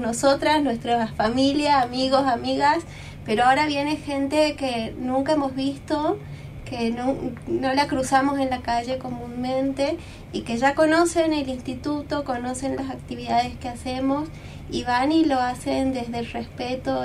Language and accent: Spanish; Jujuy, Argentina; moved away; yo no soy de acá, soy de Jujuy